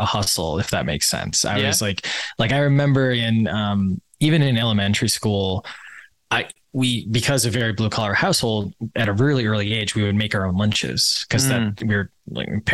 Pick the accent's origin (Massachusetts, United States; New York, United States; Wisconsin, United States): Wisconsin, United States; I grew up in Wisconsin.